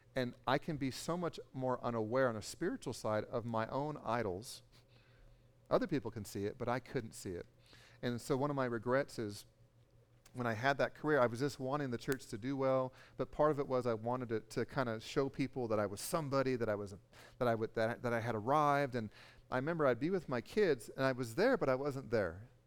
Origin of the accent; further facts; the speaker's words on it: California, United States; I'm from California